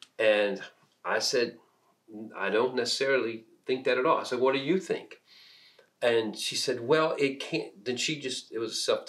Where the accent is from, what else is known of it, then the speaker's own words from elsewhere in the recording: Peru; moved away as an adult; I was born and raised in Peru, South America, so most of my first 18 years were in South America.